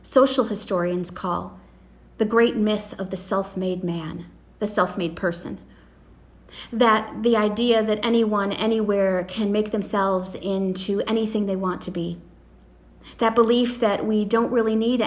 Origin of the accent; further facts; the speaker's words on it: United States; as Americans